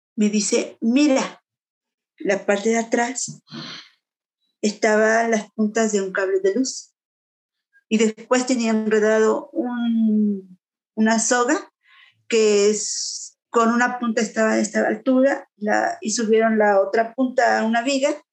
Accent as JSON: {"language": "Spanish", "region": "Puebla", "country": "Mexico", "moved": "yes", "said": "mi pueblo, yo soy de en Puebla"}